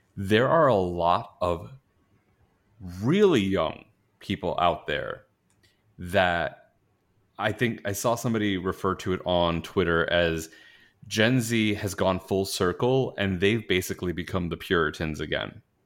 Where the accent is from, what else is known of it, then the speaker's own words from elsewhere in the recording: New York, United States; moved away; I grew up in New York